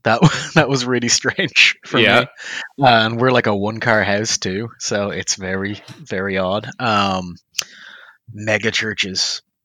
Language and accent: English; Dublin, Leinster, Ireland; now in Oklahoma, United States; North Dublin the whole time.